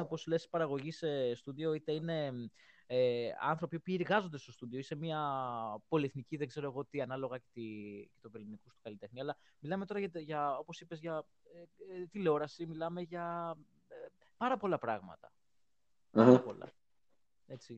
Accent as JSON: {"language": "Greek", "country": "Greece", "said": "είμαι από Ελλάδα"}